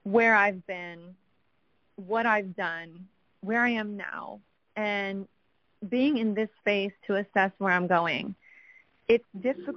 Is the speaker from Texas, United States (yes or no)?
yes; San Antonio, Texas, United States; now in Austin, United States; I'm originally from San Antonio